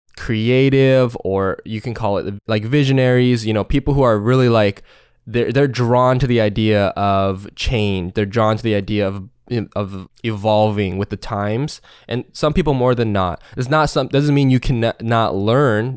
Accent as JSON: {"language": "English", "town": "Seattle", "region": "Washington", "country": "United States", "said": "Seattle, Washington."}